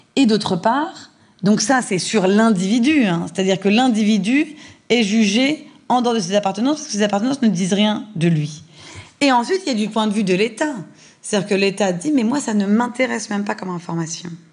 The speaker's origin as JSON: {"language": "French", "country": "France"}